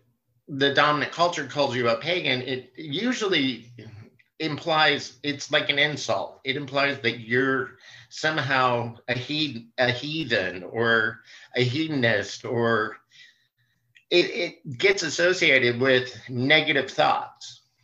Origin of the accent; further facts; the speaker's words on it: central Indiana, United States; moved away as an adult; I grew up in a rural area in Indiana